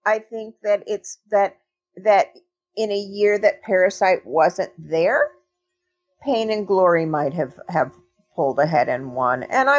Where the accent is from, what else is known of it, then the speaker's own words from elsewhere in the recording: Los Angeles, California, United States; I grew up in Los Angeles. I was very young during that period.